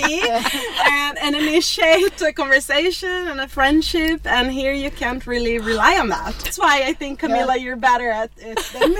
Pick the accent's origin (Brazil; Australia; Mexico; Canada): Brazil; southern Brazil; moved away; I come from a small town in the south of Brazil, which you've never heard of.